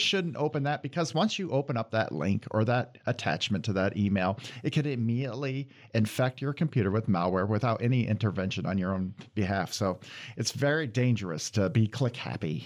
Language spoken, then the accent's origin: English; Iowa, United States; moved away as an adult; now in Michigan, United States; I'm from Iowa originally, and I went to school at Iowa State